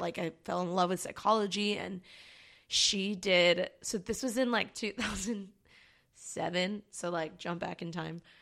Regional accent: Baltimore, Maryland, United States; moved away as an adult; now in Long Beach, United States; I'm from Baltimore, Maryland, originally, and I moved to Long Beach. Actually, I moved to California, um, ten years ago.

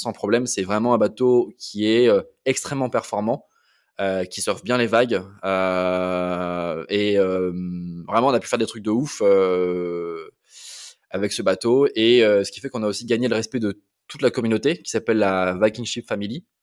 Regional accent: Toulouse, Occitania, France; also born or lived in Amiens / north of France; je suis né à Amiens, j'ai grandi jusqu'à avoir 9 ans dans le nord de la France. Et après, j'ai bougé avec mes parents à Toulouse où j'ai fait euh, la, grande partie de ma scolarité, donc de la fin de la primaire jusqu'à la prépa

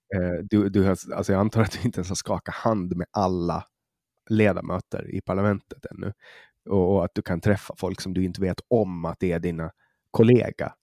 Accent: Åland, Åland Islands; also born or lived in Stockholm; som ålänning

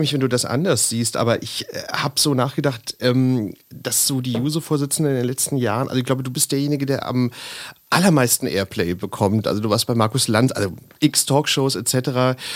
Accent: Berlin, Germany; ich auch aus Lichtenrade stamme

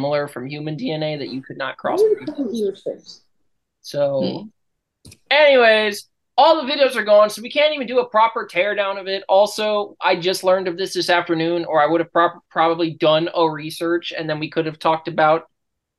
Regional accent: United States; I'm American

